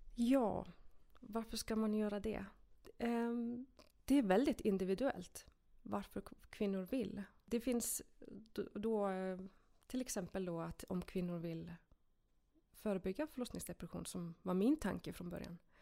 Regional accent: Iceland; Swedish is a second language; moved away as an adult; now in Sweden; Jag är en enkel islänning som eh, kom till Sverige när jag var 18.

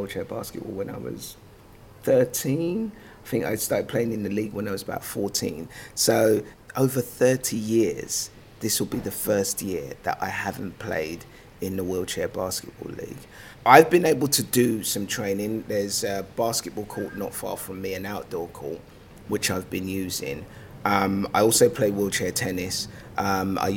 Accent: London, United Kingdom; also born or lived in Lagos, Nigeria; I was born in Lagos, Nigeria.

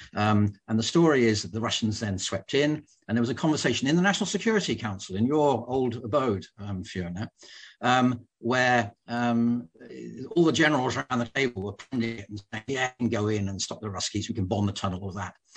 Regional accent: United Kingdom; I'm a Brit

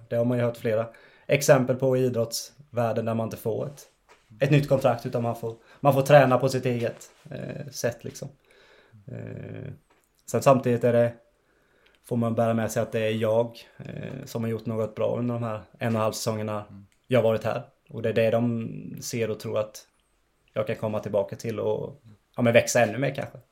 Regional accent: Ekenässjön, Jönköping County, Sweden; also born or lived in Vetlanda; now in Västerås, Sweden; jag är ju från, från Ekenässjön en tio minuter utanför och har Skire som, som moderklubb också

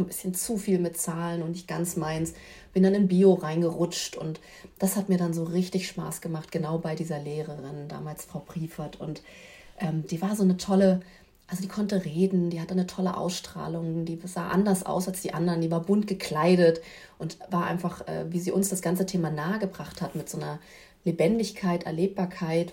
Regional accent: Berlin, Germany; ich bin in Berlin groß geworden

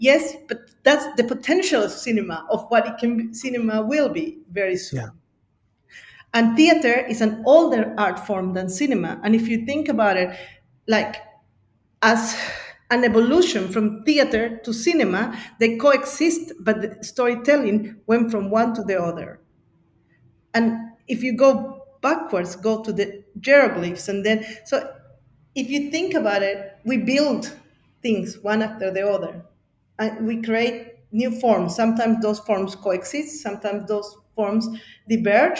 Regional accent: Bolivia; now in Sydney, Australia; growing up in Bolivia and being Quechuas and Aymaras from Bolivia

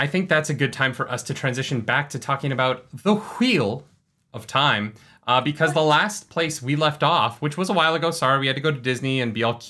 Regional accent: Calgary, Alberta, Canada; That's funny because we're actually from Calgary.

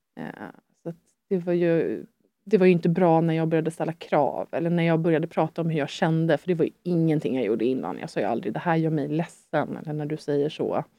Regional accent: Sweden; also born or lived in France; det är mitt hemland

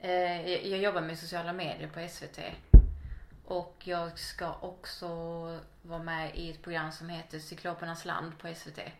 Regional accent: Helsingborg, Skåne, Sweden; I Helsingborg.

